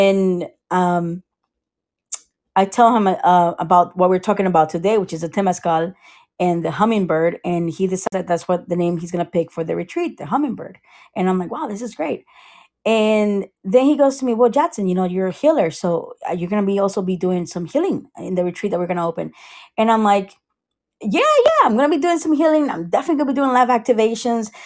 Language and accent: English; Costa Rica; now in Sarasota, United States; I am from Costa Rica